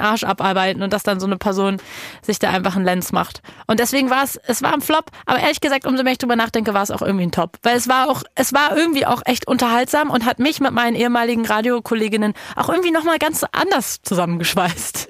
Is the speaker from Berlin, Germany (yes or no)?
yes; Berlin, Germany; Ich komme ja aus Berlin